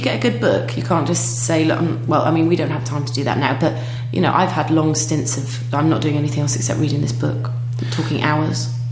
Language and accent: English; United Kingdom; now in Denmark